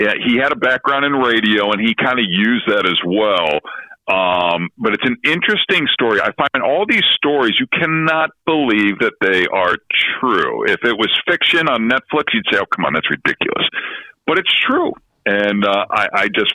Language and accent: English; Boston, Massachusetts, United States; now in Chicago, United States; growing up in Boston